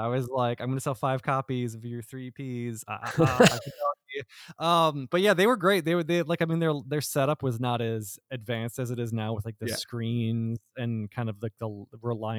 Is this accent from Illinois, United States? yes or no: yes; Freeport, Illinois, United States; moved away; I still lived in Illinois then because I'm from Freeport originally.